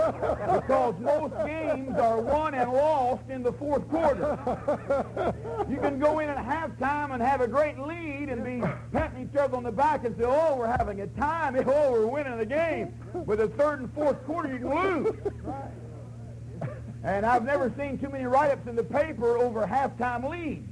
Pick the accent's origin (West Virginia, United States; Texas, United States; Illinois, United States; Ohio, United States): West Virginia, United States; they say, where are you from? I say, West Virginia.